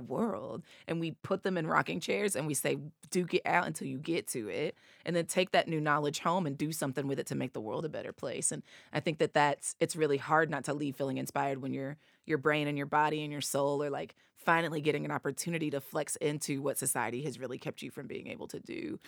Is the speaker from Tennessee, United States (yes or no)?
yes; East Tennessee, United States; accent: Appalachian; I'm from East Tennessee, two hours away